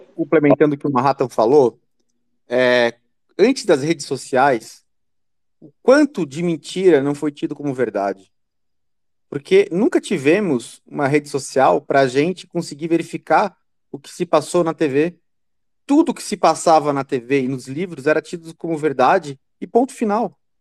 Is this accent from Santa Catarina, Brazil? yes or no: yes; Santa Catarina, Brazil; eu sou de Santa Catarina e de, de colônia alemã